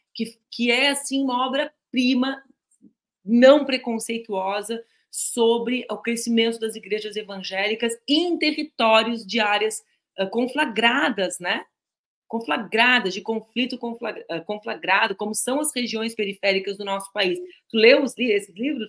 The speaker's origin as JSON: {"language": "Portuguese", "region": "Rio Grande do Sul", "country": "Brazil", "said": "nós que somos gaúchos"}